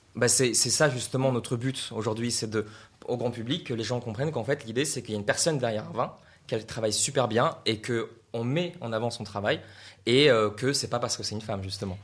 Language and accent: French; Russia; now in France; j'ai appris ça en fait en Russie parce que je viens de Russie